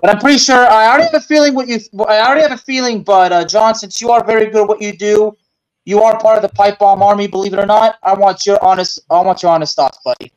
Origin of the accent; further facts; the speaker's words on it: Texas, United States; my home state